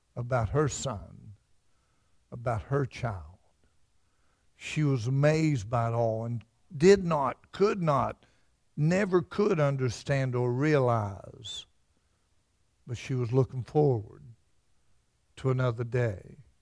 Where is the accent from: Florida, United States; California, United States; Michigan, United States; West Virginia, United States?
West Virginia, United States; Fudge Creek; I'm from Fudge Creek, and we had Mud River